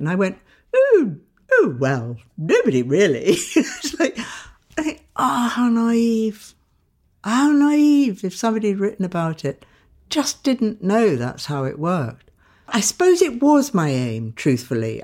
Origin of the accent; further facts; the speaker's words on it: Sidcup, London, United Kingdom; I grew up in Tidcup in a middle class family, quite aspirational